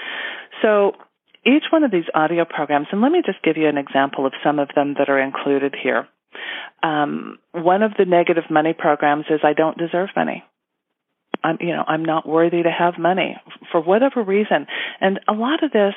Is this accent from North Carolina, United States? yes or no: no; Utah, United States; I was born and raised in Utah